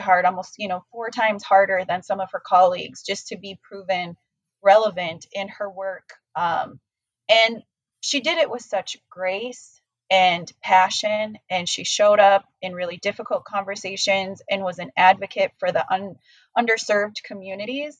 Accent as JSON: {"language": "English", "region": "South Dakota", "country": "United States", "tie": "born or raised there", "moved": "yes", "lives_now": "Minnesota, United States", "said": "I grew up in South Dakota"}